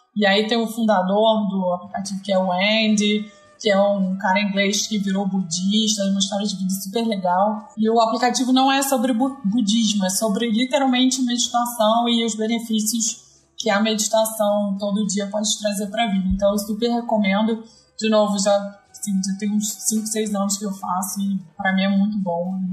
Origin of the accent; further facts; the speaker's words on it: Rio de Janeiro, Brazil; moved away; sou carioca